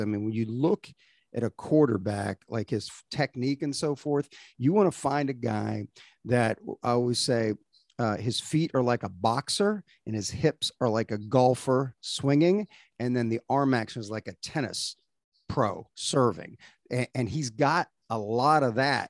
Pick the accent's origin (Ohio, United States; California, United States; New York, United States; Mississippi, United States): Ohio, United States; moved away as an adult; also born or lived in Manhattan, Kansas; I'm from Ohio originally